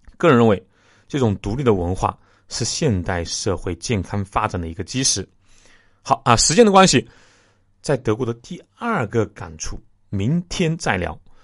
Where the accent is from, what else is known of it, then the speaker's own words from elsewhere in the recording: China; 我们中国的传承